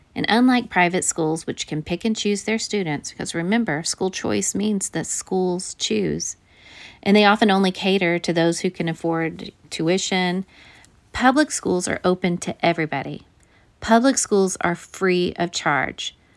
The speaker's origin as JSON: {"language": "English", "region": "Missouri", "country": "United States", "tie": "born or raised there", "said": "my home state of Missouri"}